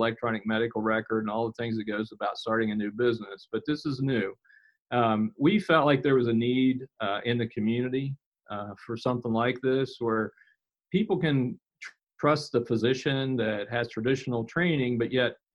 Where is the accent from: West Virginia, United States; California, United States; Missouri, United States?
West Virginia, United States; Weston; I've lived here in West Virginia almost all my life. I was born here in Weston, and I still live here and work here